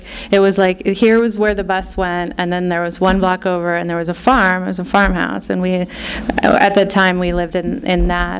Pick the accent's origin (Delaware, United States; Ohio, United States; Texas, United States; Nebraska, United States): Nebraska, United States; moved away; when I was growing up in Nebraska, I was, I still am half Cuban. My dad is from Havana.